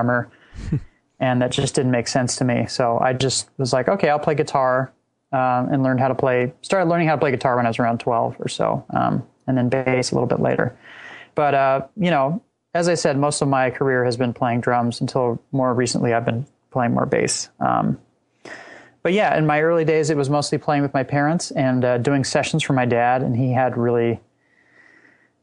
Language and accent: English; Laguna Beach, California, United States; I grew up in Southern California, just south of Los Angeles in Laguna Beach